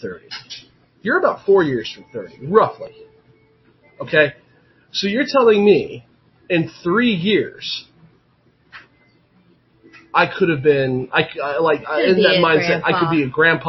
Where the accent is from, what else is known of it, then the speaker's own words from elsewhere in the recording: Arcadia, California, United States; I was born in Arcadia